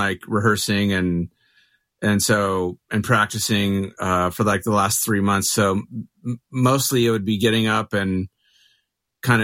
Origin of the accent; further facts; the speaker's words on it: Mesa, Arizona, United States; now in Phoenix, United States; So I grew up in Mesa